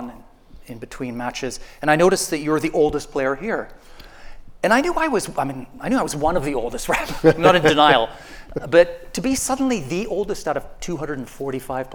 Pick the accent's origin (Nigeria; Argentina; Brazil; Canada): Canada; now in London, United Kingdom; because I'm Canadian